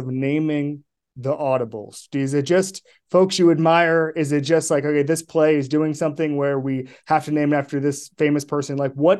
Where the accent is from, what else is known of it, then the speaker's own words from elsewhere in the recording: Orlando, Florida, United States; growing up in Orlando.